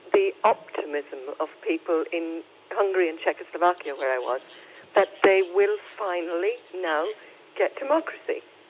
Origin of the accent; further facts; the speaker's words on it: Ireland; now in Hong Kong; I'm not British. I'm Irish